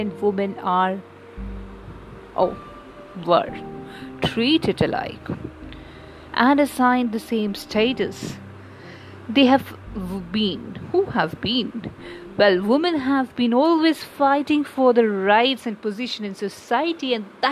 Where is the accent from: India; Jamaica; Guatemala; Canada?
India; we, as an Indian